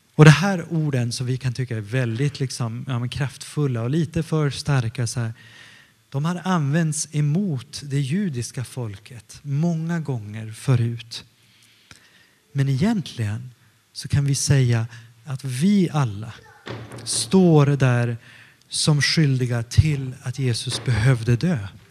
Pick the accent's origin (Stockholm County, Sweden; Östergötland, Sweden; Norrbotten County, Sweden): Stockholm County, Sweden; also born or lived in northern Italy; now in Gothenburg, Sweden; jag kommer från Stockholm ursprungligen och jag är uppvuxen mestadels utanför Stockholm, 20 kilometer utanför Stockholm, söder om Stockholm men också i Italien, i norra Italien.